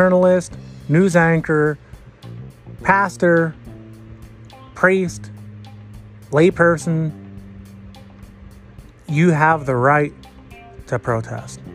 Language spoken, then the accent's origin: English; United States